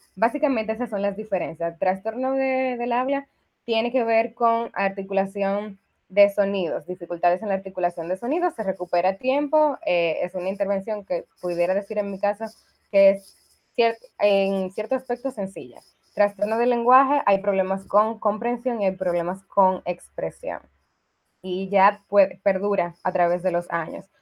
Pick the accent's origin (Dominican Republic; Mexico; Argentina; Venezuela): Dominican Republic; soy dominicana. Eh, estudié aquí en República Dominicana